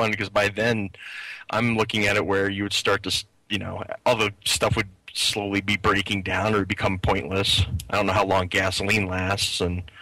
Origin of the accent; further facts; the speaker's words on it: Philadelphia, Pennsylvania, United States; I'm from I'm from the Philadelphia area